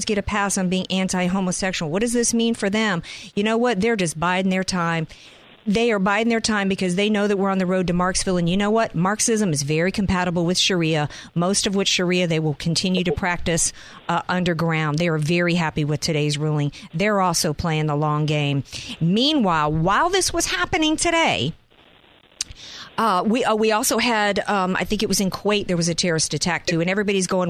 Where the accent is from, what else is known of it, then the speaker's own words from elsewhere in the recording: Deep South, United States; I'm from the Deep South.